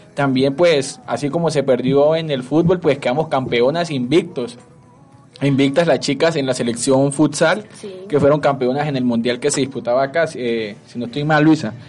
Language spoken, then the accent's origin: Spanish; Colombia; como buenos colombianos